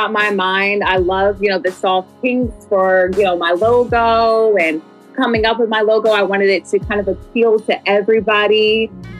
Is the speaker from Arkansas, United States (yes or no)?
no; Philadelphia, Pennsylvania, United States; moved away as an adult; now in Atlanta, United States; I'm originally from Philadelphia too. So coming down here, you know, barely 2 years ago